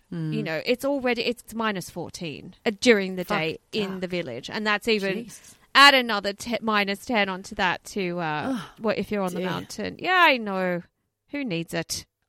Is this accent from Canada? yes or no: no; Australia; I do, because I'm Australian, but people do not.